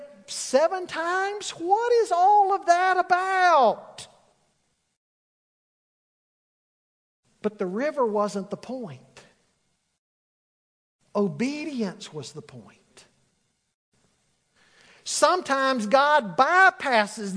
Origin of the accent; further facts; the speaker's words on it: Charlotte, North Carolina, United States; as a 10 or 11-year-old boy growing up in Charlotte